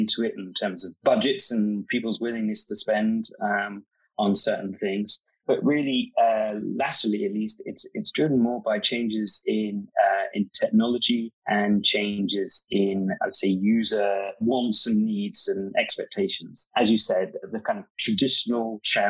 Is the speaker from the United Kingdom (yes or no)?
yes; London, United Kingdom; now in Atlanta, United States; I'm from London, but I'm based in Atlanta